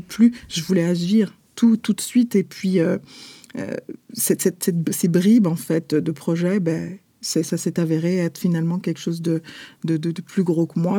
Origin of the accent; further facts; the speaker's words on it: Paris, Île-de-France, France; moved away as an adult; now in Montreal, Canada; sommes nés et nous avons grandi à Paris, en France